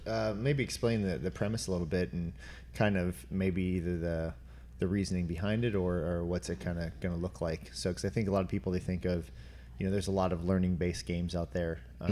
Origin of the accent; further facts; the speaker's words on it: northeast Ohio, United States; moved away; Being from uh, northern north northeast Ohio